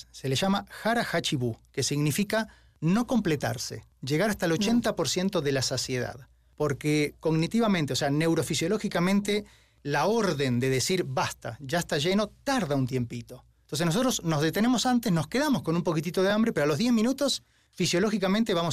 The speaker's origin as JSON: {"language": "Spanish", "country": "Argentina", "also_born_or_lived": "Spain / Washington, United States / Mexico / Finland", "moved": "yes", "said": "Si bien yo soy argentino, viví en España, en Washington, en México, en Finlandia, en Suiza"}